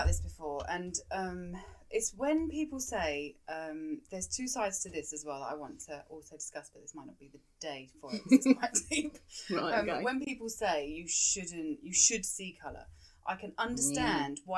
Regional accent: Kent, South East England, United Kingdom; moved away as an adult; also born or lived in Chiswick, London / London; I was born in Chiswick and then I moved down to Kent and grew up in Kent and then I moved back to London

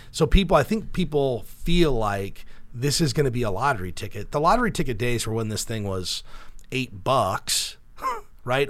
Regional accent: Cedar Rapids, Iowa, United States; we're from Cedar Rapids, Iowa

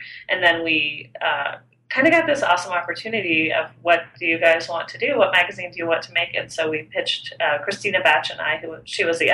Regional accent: San Antonio, Texas, United States; moved away as an adult; also born or lived in Austin, Texas / New York; I grew up in San Antonio, Texas

